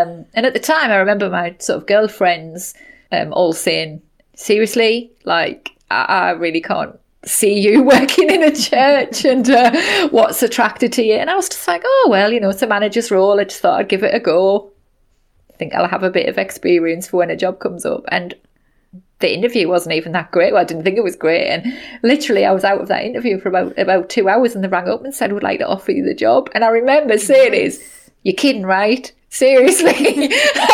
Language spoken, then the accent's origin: English; Somerset, South West England, United Kingdom; moved away as an adult; now in Sunderland, United Kingdom; they have since moved back to my hometown of Somerset